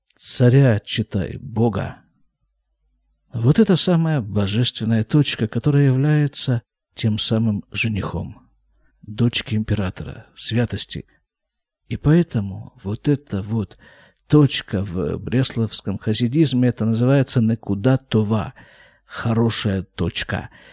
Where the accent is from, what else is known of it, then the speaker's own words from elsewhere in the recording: Krasnoyarsk, Krasnoyarsk Krai, Russia; now in Israel; я родился и вырос в Красноярске